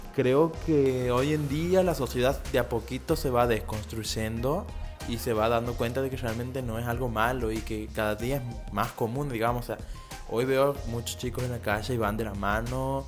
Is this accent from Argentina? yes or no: yes; Santiago del Estero, Argentina; en Santiago del Estero, que es de donde soy